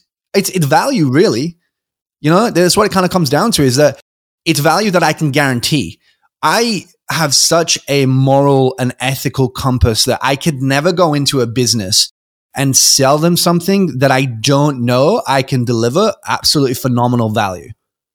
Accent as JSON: {"language": "English", "country": "United Kingdom", "also_born_or_lived": "Adelaide, Australia", "said": "You know, I'd moved around because I'm British. I'd moved a couple of times and I had about 20 friends."}